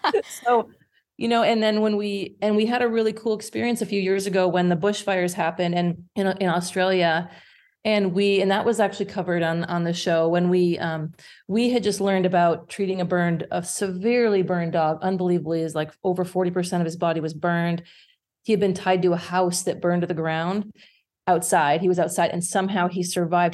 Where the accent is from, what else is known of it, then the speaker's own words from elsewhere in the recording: Indiana, United States; moved away as an adult; also born or lived in Michigan; now in Yukon, Canada; I'm, I'm originally from Indiana.